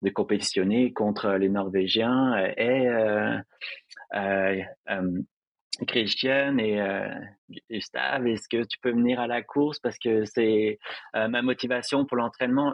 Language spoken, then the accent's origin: French; Montreal, Quebec, Canada; chez moi à Montréal